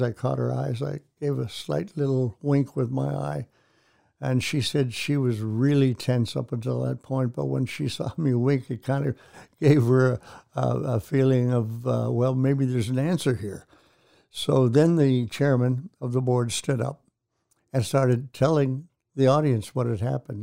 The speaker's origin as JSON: {"language": "English", "country": "Canada", "tie": "born or raised there", "moved": "as an adult", "lives_now": "Tulsa, United States", "said": "I was born and raised in Canada, came down to attend Oral Roberts University here in Tulsa"}